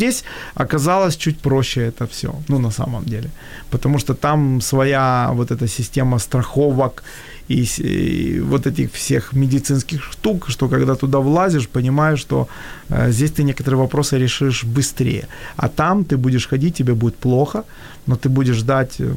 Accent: Kyiv, Ukraine; moved away as an adult; я все-таки э, всю жизнь родился и вырос в Киеве, и у меня сформировался менталитет, и я же уже не молод. То есть я уже туда поехал в 45.

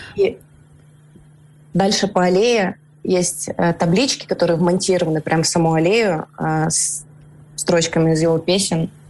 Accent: Russia; moved away as an adult; also born or lived in Moscow; now in Almaty, Kazakhstan; я из России, ну, сколько лет я там жила

